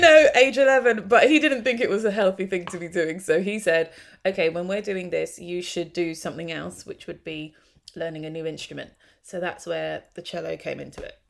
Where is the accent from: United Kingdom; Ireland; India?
United Kingdom; London; also born or lived in Hornsey, London; I grew up actually mostly in Tottenham, but yeah, North London